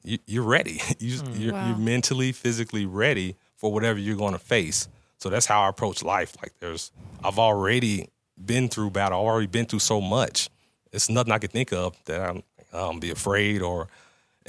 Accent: Gary, Indiana, United States; moved away; also born or lived in Phoenix; growing up, especially once I left Gary

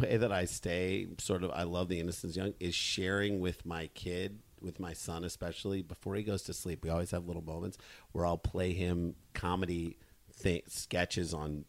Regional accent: St. Louis, Missouri, United States; moved away; because we grew up in St. Louis, because we went down to the landing in the summer

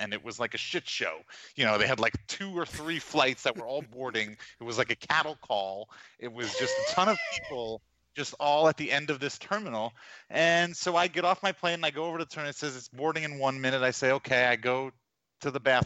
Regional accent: New York, United States; moved away; also born or lived in New Orleans; I'm from New York

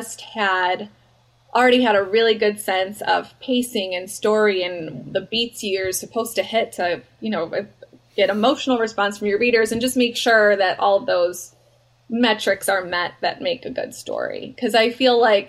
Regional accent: Chicago, Illinois, United States; moved away; I'm from Chicago and I lived there

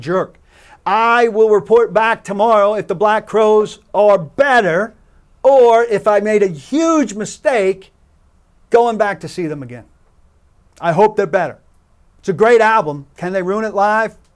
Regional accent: New York area, United States; I grew up in the New York area

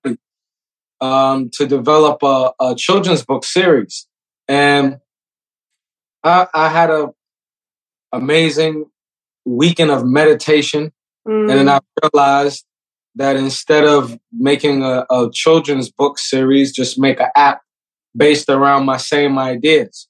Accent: New York City, New York, United States; I'm from New York City

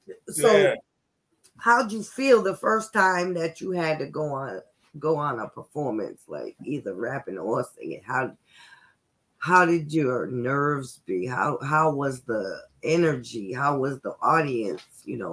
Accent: Providence, Rhode Island, United States; Oh, I'm from Rhode Island. I'm okay. From way up north.

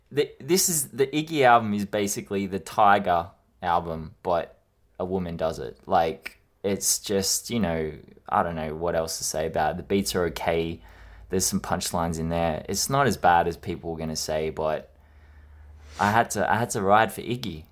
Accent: Australia; I am Australian

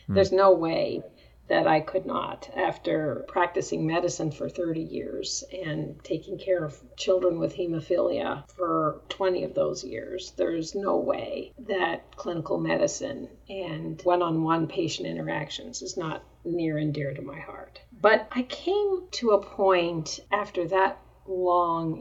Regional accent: Montreal, Quebec, Canada; moved away as an adult; also born or lived in Denver, Colorado; I was born in Canada, in Montreal, I actually went to Denver

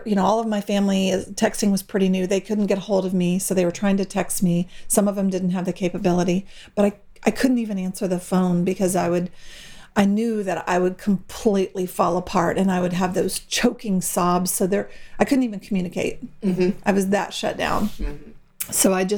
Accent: Austin, Texas, United States; now in San Angelo, United States; my hometown of Austin, Texas

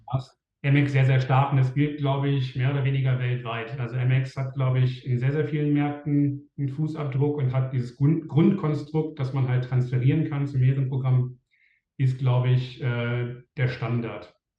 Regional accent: Germany; als Deutscher mit einem deutschen Wohnsitz

